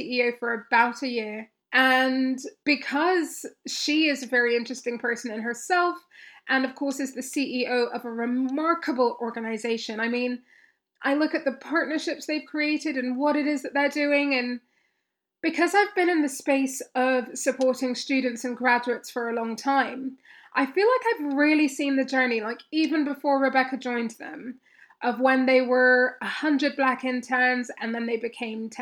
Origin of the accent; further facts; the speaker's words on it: Kenya; I grew up in Kenya